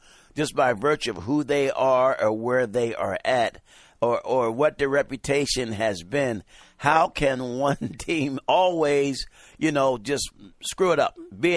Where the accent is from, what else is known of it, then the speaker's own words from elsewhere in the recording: San Diego, California, United States; San Diego, that's my hometown